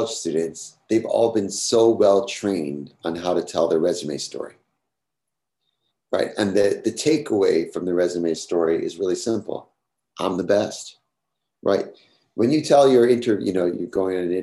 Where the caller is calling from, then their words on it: New York City, New York, United States; I'm speaking here from New York City. Maybe it's particularly a New York thing